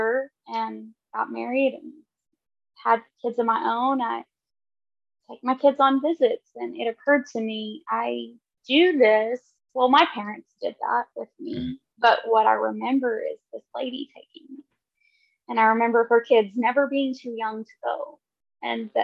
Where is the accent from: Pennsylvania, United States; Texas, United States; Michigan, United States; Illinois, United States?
Texas, United States; Lubbock; the congregation that I grew up in there in Lubbock at 78th and University